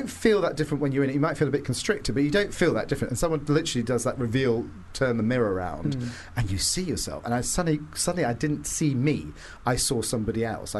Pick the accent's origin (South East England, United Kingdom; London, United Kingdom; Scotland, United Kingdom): South East England, United Kingdom; Gosport; I'm not from Portsmouth. I'm from Gosport, which is actually not as glamorous as Portsmouth